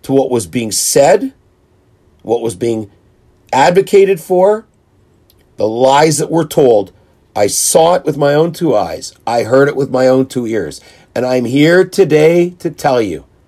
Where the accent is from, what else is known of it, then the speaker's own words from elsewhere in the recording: Winnipeg, Manitoba, Canada; growing up in Winnipeg